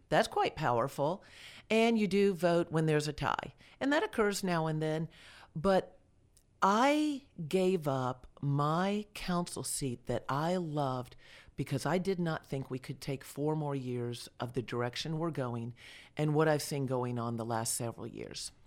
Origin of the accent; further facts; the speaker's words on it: Delray Beach, Florida, United States; moved away as an adult; also born or lived in Georgia; now in Villa Rica, United States; I grew up in Delray Beach, Florida, that's, uh, well, I was born there, so I was a native Floridian